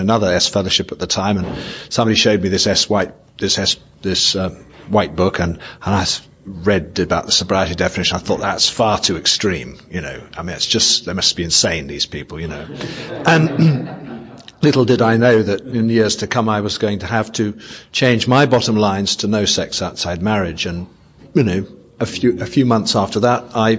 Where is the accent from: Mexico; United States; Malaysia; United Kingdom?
United Kingdom; England; I'm a sexaholic from England.